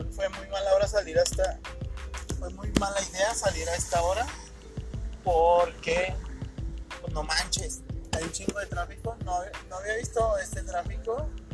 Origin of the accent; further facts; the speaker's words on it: Ciudad Juárez, Chihuahua, Mexico; Vivo en Ciudad Juárez, soy norteño